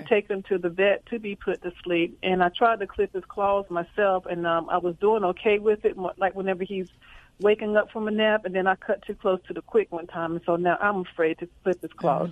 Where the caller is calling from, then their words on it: Fayetteville, North Carolina, United States; accent: Southern; I'm calling from Fayetteville, North Carolina, right outside of Fort Bragg